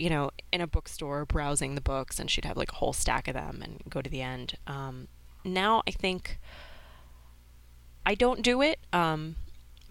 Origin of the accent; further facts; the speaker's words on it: New York, United States; Native New Yorker right here